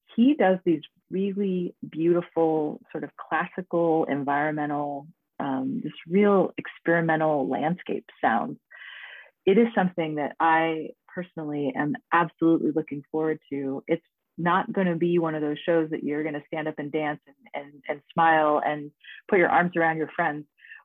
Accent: Boise, Idaho, United States; I grew up in the West Boise.

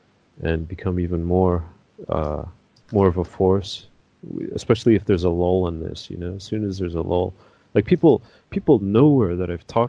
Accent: Canada; born or raised there

